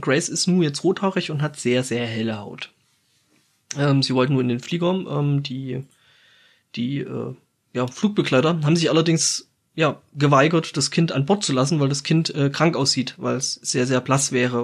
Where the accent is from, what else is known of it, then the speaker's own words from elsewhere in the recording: Germany; bei uns in Deutschland